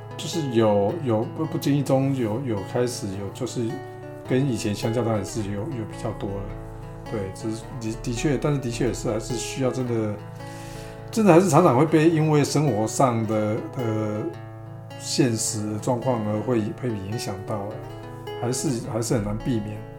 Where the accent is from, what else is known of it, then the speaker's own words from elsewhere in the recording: Taiwan; accent: Taiwanese Mandarin (台湾国语); 我台湾国语